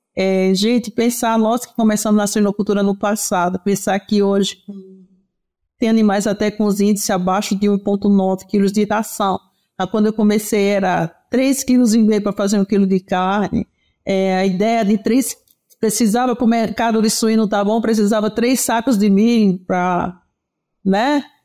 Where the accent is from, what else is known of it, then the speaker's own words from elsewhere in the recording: Pernambuco, Brazil; moved away as an adult; now in São Paulo, Brazil; sou pernambucana, nordestina, oxente. Embora há 40 anos em São Paulo